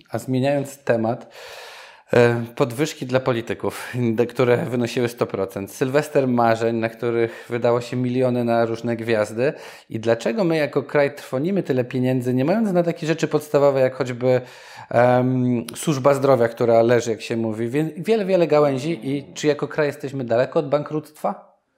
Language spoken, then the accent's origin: Polish; Nowy Sącz, Lesser Poland, Poland; moved away; sam pochodzę z Nowego Sącza, gdzie często bywam